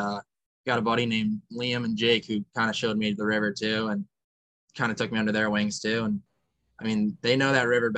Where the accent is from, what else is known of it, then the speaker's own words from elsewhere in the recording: New Jersey, United States; I'm from Jersey.